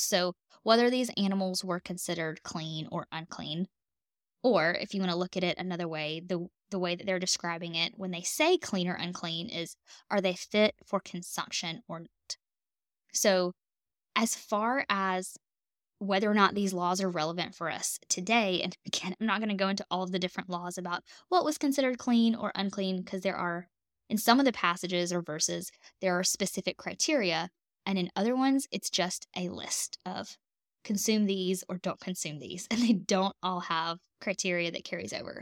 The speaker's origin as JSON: {"language": "English", "region": "the South", "country": "United States", "said": "I'm a Southern girl. I'm from the South"}